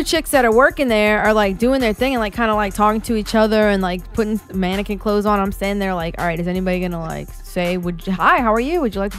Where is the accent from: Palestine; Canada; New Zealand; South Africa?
Palestine; West Bank; I know what Rainbow has. I'm from the West Bank. We used to shop there.